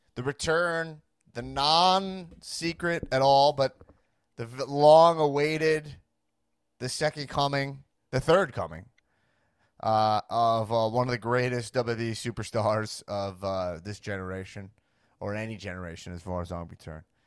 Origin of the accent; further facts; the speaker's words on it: Long Island, New York, United States; now in Los Angeles, United States; I grew up on Long Island, New York, and I'm a Jewish man myself